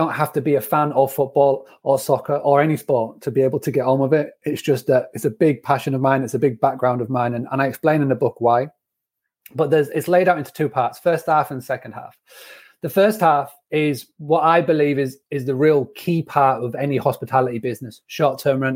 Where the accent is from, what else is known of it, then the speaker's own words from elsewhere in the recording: Scarborough, Yorkshire and the Humber, United Kingdom; moved away as an adult; also born or lived in United States; When I was growing up in Scarborough